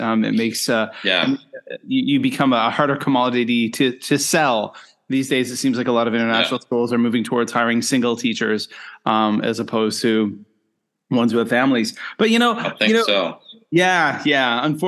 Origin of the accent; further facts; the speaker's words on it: Nova Scotia, Canada; moved away as an adult; also born or lived in South Korea / Japan / China; now in Penang, Malaysia; I grew up in Eastern Canada, Nova Scotia